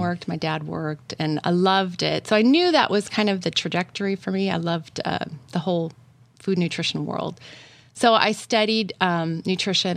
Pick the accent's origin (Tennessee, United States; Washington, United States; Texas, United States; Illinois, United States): Washington, United States; I grew up in Washington State